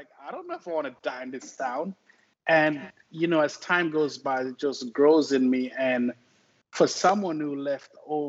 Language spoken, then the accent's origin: English; Jamaica; also born or lived in Memphis, Tennessee; now in Oklahoma City, United States; I'm from Jamaica, right? And I grew up in a little village called Barracks River